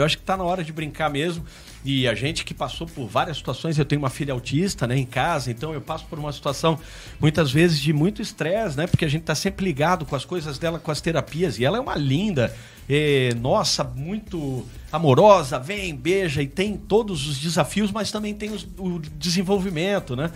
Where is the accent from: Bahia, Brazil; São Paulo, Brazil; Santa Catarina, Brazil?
Santa Catarina, Brazil; Florianópolis; eu sou manezinho da ilha, nasci lá na Carlos Correia, maternidade Carlos Correia, então manezinho da ilha mesmo